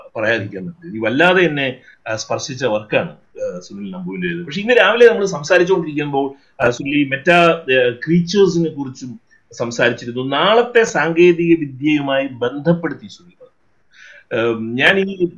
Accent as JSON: {"language": "Malayalam", "town": "Kottayam", "region": "Kerala", "country": "India", "said": "ഞാനൊരു കോട്ടയംകാരൻ ആയതുകൊണ്ട്"}